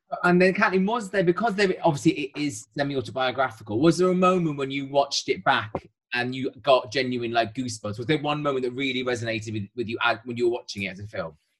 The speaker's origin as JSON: {"language": "English", "region": "Wales", "country": "United Kingdom", "said": "as a Welshman"}